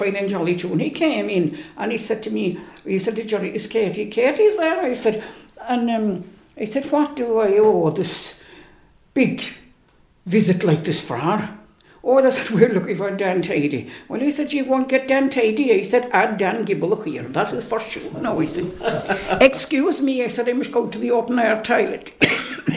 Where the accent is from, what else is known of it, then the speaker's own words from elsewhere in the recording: Fohorees, Munster, Ireland; I was born back in Fohorees, and I'm 80 years of age